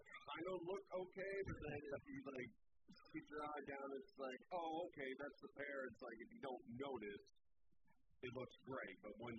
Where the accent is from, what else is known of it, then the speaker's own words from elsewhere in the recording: Douglasville, Georgia, United States; Never had it in my life, and I went to Red Velvet Bistro down in Douglasville, Georgia, my hometown.